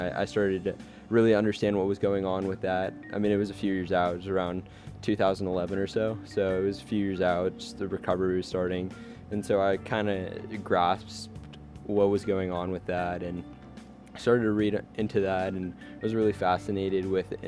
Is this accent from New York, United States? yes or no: no; Fairfax, Virginia, United States; also born or lived in Alexandria, Virginia; I am from Northern Virginia, I'm actually from Fairfax, Virginia, right along the border of Fairfax County and Loudoun County, and before that, I lived in Alexandria